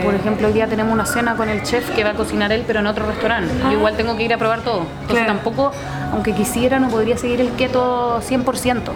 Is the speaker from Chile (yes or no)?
yes; Chile